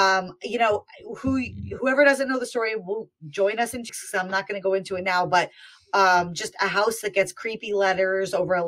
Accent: New Jersey, United States; moved away; I am from New Jersey. I grew up there. We did not live far from this house.

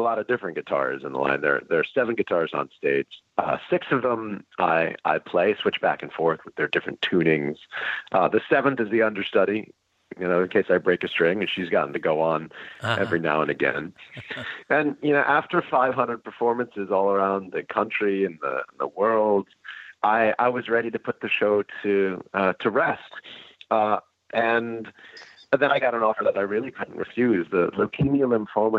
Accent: Larchmont, New York, United States; I grew up outside of New York City in a town called Larchmont.

